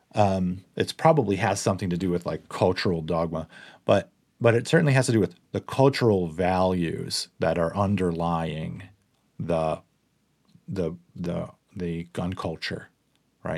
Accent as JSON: {"language": "English", "town": "Pittsburgh", "region": "Pennsylvania", "country": "United States", "said": "I'm from Pittsburgh, Pennsylvania."}